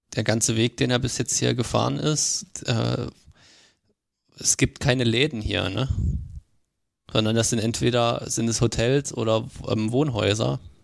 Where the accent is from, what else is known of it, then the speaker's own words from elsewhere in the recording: Germany; bei uns in Deutschland